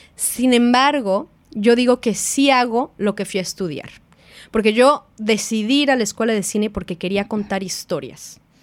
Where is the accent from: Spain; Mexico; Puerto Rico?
Mexico; now in New Zealand; Ni siquiera soy la primera mexicana que vino